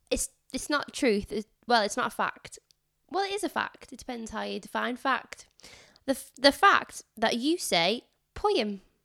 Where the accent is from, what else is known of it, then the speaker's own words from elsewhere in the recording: England, United Kingdom; I mean, I'm Northern, so I suppose if you were in London...